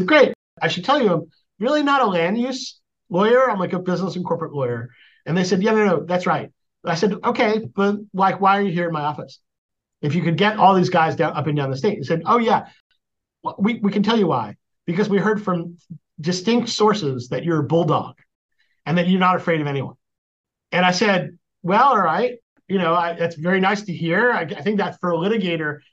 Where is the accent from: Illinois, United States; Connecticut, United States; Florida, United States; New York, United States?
New York, United States; New York area, United States; moved away as an adult; also born or lived in San Francisco, California; now in San Diego, United States; I grew up in the New York area